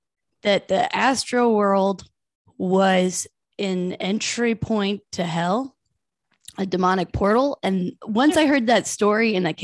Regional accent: Iowa, United States; moved away; I'm from Iowa during like the meth epidemic.

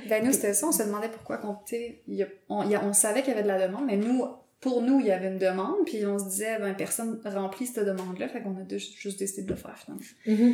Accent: Montreal, Quebec, Canada; j'ai grandi à Montréal, dans Rosemont

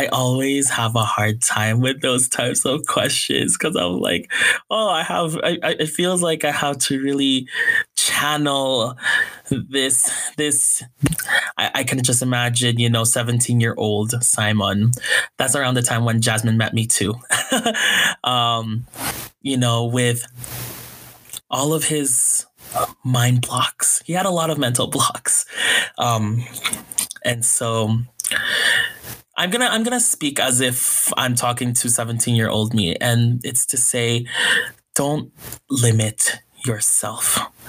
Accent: Philippines; there are a lot of good things about being Filipino. It's okay.

